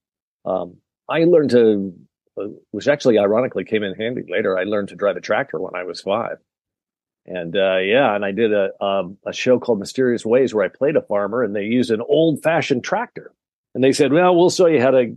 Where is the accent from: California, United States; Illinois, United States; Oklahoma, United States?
Illinois, United States; Decatur; also born or lived in Lawrence, Kansas / New York; then we settled in Illinois, in Decatur, Illinois. So I was about as Midwest as you can get